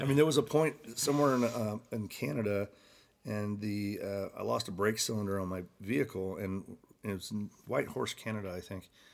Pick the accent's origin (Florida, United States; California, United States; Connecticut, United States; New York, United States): California, United States; Santa Barbara; moved away as an adult; also born or lived in Cayucos, California; I was born and raised in Santa Barbara, California